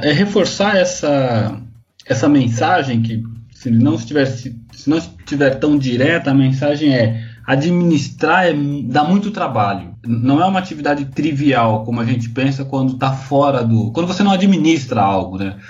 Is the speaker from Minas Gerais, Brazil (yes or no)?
no; Mogi das Cruzes, São Paulo, Brazil; moved away as an adult; also born or lived in Santos / Guarujá; eu saí da minha cidade, eu sou de Mogi das Cruzes